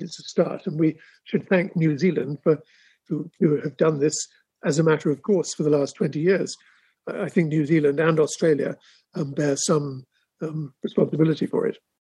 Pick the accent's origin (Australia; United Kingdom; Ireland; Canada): United Kingdom; England; moved away as an adult; now in Sandisfield, Massachusetts, United States; being an Englishman